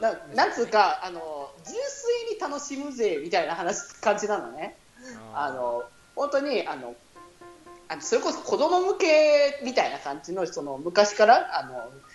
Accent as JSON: {"language": "Japanese", "town": "Okazaki", "region": "Aichi", "country": "Japan", "tie": "born or raised there", "said": "うちの地元の愛知"}